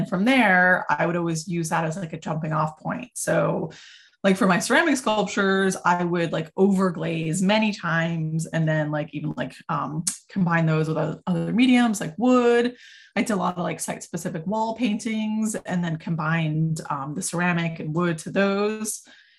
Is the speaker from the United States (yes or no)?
yes; New England, United States; also born or lived in Vermont; now in Hudson Valley, United States; I'm a visual artist. I work in many different mediums. I was born in Vermont and grew up kind of all over New England.